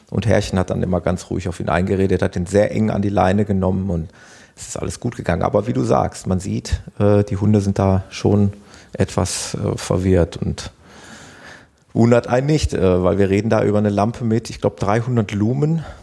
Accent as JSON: {"language": "German", "country": "Netherlands", "said": "Das ist ein Klassiker bei uns in Hol Holland"}